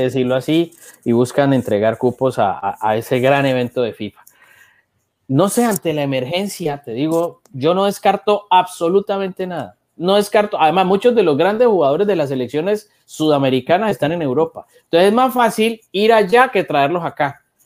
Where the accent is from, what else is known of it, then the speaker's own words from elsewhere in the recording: Cali, Valle del Cauca, Colombia; yo que soy de Cali